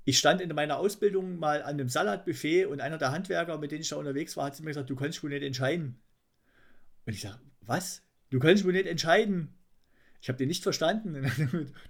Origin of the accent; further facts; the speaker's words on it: East Thuringia, Germany; now in Munich, Germany; ich bin ja Ostthüringer, aber das ist schon so weit an Sachsen dran